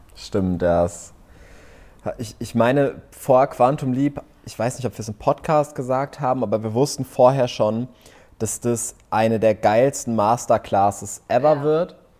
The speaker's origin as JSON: {"language": "German", "area": "Lower Rhine village near Düsseldorf", "region": "North Rhine-Westphalia", "country": "Germany", "tie": "born or raised there", "also_born_or_lived": "Vienna, Austria", "moved": "as an adult", "lives_now": "Cyprus", "said": "wenn mich einer fragt, wo kommst du her, sage ich aber trotzdem immer, ich bin in Düsseldorf aufgewachsen"}